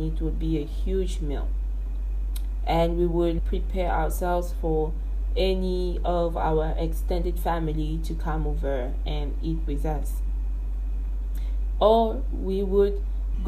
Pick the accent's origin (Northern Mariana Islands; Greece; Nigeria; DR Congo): DR Congo; Kinshasa; I'm born and raised in Kinshasa